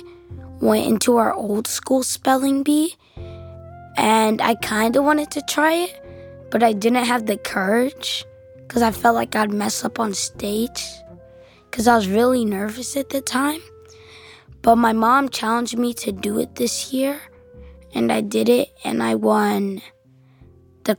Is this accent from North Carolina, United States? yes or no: yes; North Carolina, United States; I'm 10 years old. I'm from North Carolina